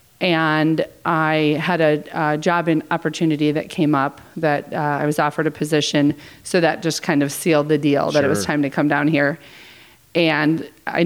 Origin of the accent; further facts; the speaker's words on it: Lisle, Illinois, United States; also born or lived in Ohio / DeKalb, Illinois; We grew up 20 miles west of Chicago in a fairly small suburb, Lisle, Illinois